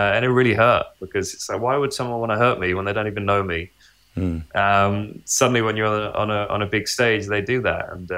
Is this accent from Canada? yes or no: no; United Kingdom; especially, you know, being British, following British drivers through the ranks and through Williams and winning world championships.